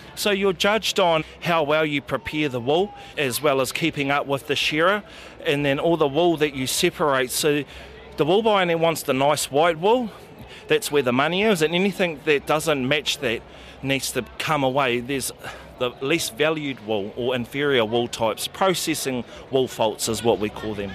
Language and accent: English; Gisborne, New Zealand; now in Motueka, New Zealand; I'm originally from Gisborne in the North Island, but I currently reside in Motueka, Nelson